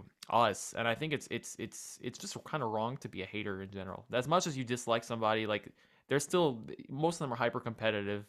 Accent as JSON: {"language": "English", "country": "United States", "said": "as an American"}